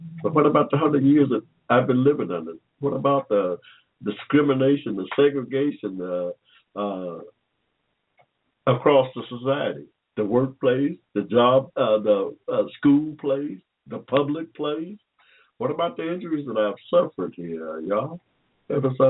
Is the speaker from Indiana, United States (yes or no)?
no; Henry County, Georgia, United States; When I was born here in Georgia in 1945, right down there in Henry County, in the middle of a cotton field